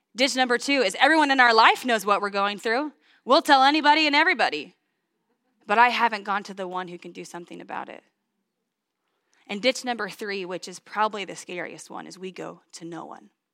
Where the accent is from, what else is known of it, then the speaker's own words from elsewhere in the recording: St. Joseph, Missouri, United States; also born or lived in Washington, Missouri; I was born in St. Joseph, Missouri